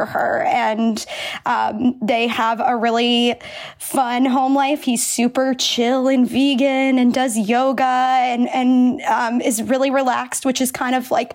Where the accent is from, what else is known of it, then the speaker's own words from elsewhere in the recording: Central Pennsylvania, United States; I'm from Central Pennsylvania